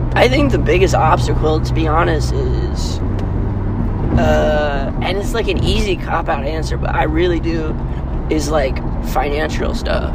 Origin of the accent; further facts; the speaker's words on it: Kailua, Hawaii, United States; now in Los Angeles, United States; I'm from Kailua, Hawaii, which is on Oahu. It's a little small town, um, and I'm out here